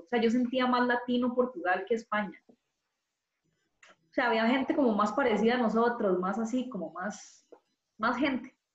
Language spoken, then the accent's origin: Spanish; Costa Rica; also born or lived in Madrid; yo soy tica